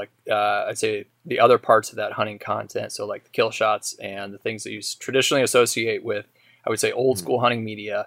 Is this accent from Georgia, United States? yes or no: no; Idaho, United States; growing up in Idaho